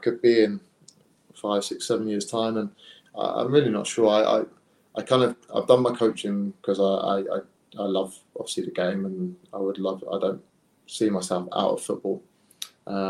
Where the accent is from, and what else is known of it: Hastings, South East England, United Kingdom; born or raised there